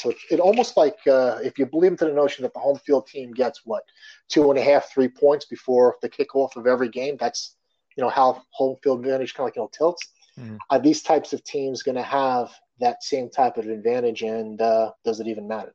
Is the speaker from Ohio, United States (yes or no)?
no; Long Island, New York, United States; growing up on Long Island.